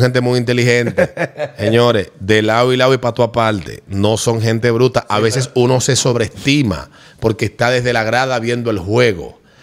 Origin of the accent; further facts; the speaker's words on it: Santo Domingo, Distrito Nacional, Dominican Republic; also born or lived in Cibao; un capitaleño, bueno, adoptivo, yo, mi familia del Cibao, pero aunque nací aquí, viví parte y parte, un tiempo en el Cibao, otro tiempo aquí, pero me siento más capitaleño que del Cibao por la cantidad de años que vivo